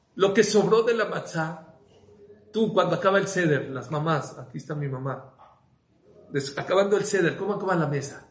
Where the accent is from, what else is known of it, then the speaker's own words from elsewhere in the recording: Mexico; nosotros en México